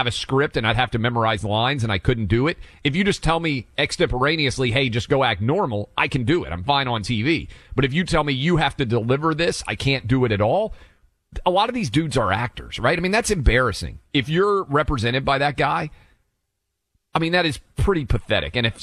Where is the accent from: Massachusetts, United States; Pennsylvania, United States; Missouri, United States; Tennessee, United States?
Tennessee, United States; Nashville; I'm born and raised in Nashville